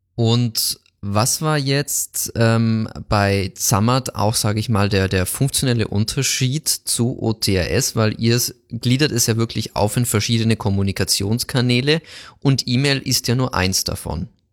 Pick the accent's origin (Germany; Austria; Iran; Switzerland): Germany; Bavaria; kommen wir beide aus Bayern